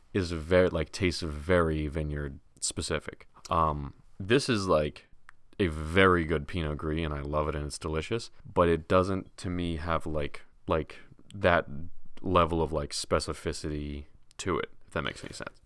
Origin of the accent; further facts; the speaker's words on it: United States; as an American